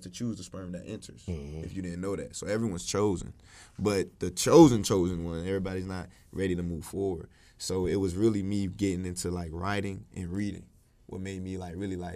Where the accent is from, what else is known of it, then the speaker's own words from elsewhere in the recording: Georgia, United States; also born or lived in Newark, New Jersey / Florida; I grew up in Georgia. So when I was in Jersey, you know, to kind of, you know, narrate the story correctly, we moved from Jersey to Georgia